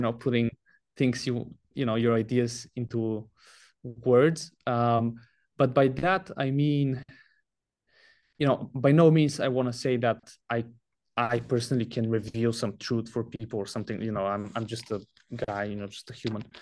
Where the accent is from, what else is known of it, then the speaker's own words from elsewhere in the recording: Bulgaria; moved away as an adult; I'm from Bulgaria. That's where I was born, and I lived up until I was nineteen, until I came to college.